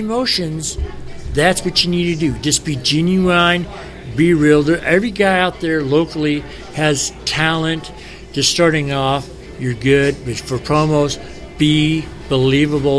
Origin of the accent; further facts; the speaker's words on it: Chicago, Illinois, United States; We're from Chicago